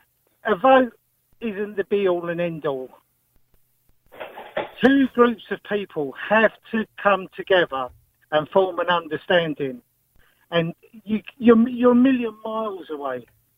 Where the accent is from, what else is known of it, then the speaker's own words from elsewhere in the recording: London, United Kingdom; moved away as an adult; also born or lived in Galway, Ireland; now in Ireland; I was raised in London, Tipperary, and now I live permanently in Ireland since 2007.